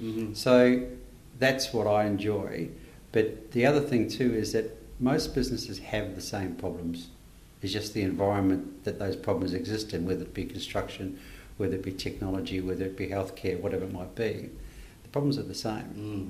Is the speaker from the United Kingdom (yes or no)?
no; New Zealand; born there; Okay, for fear that you may terminate this podcast early, I'm a Kiwi by birth.